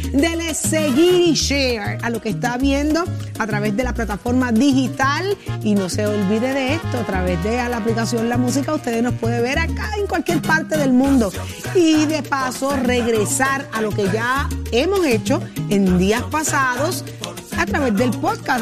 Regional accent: Puerto Rico; somos boricuas

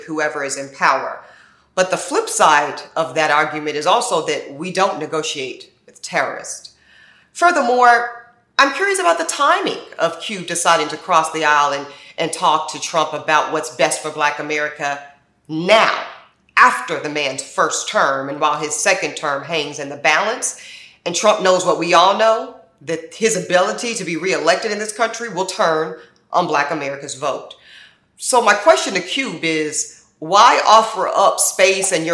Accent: North Carolina, United States; my home state of North Carolina

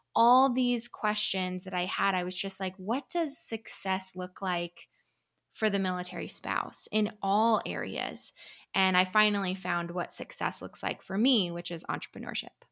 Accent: Vermont, United States; moved away as an adult; now in Tucson, United States; Originally, I'm from Vermont

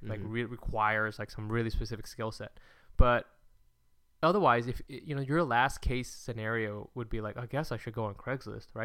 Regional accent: California, United States; Well, I'm from California.

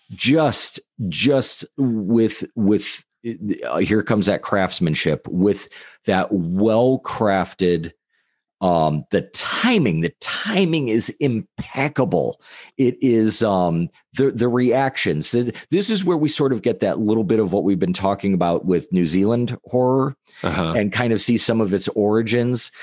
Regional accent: United States

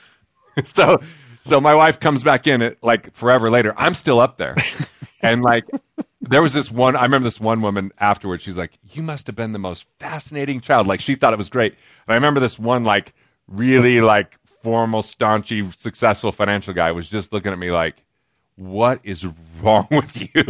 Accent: Price, Utah, United States; also born or lived in East Carbon, Utah; where I grew up originally till third grade was a little tiny town called East Carbon, Utah

